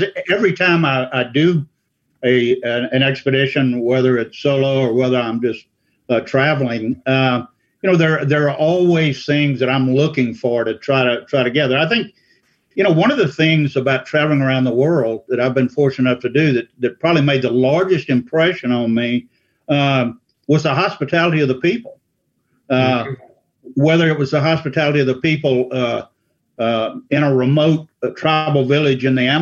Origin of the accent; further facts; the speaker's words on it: Louisiana, United States; now in Asheville, United States; I grew up in Louisiana, in South Louisiana and Central Louisiana